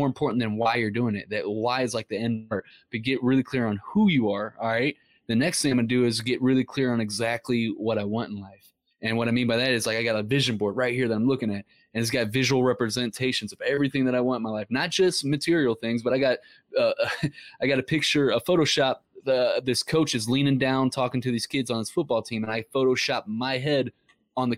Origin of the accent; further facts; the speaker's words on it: Ferguson, Missouri, United States; we grew up in Ferguson, Missouri